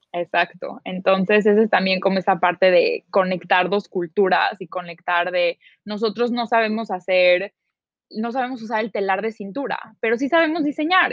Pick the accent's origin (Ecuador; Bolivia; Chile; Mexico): Mexico; Mexico City; moved away as an adult; also born or lived in New York, United States; soy originalmente de la Ciudad de México